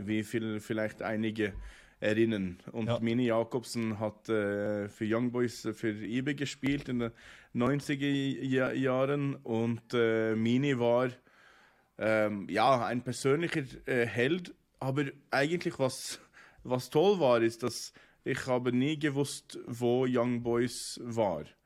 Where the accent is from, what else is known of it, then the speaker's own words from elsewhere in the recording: Oslo, Norway; German is a second language; now in Bern, Switzerland; In äh, Norwegen ja. ähm, wo ich geboren bin und, und, aufgewachsen